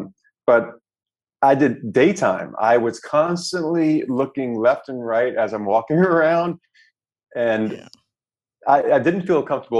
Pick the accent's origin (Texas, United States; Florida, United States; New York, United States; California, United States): New York, United States; New York City; And when I got to Naples, I was like, I'm from New York City.